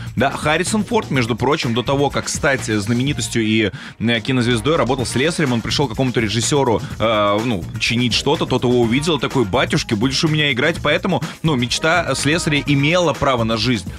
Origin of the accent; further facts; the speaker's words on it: Kaluga Oblast, Russia; я же из Калужской области